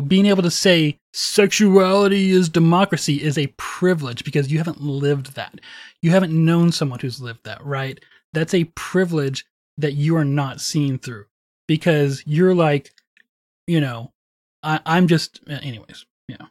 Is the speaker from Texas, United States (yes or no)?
yes; Wichita Falls, Texas, United States; growing up in Wichita Falls